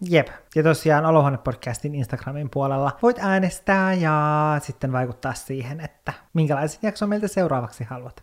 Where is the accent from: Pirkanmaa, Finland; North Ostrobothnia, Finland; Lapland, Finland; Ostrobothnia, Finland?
Lapland, Finland; Kemijärvi; mun lapsuuteen, niin Kemijärvellä meillä oli silleen semmoinen kasvimaa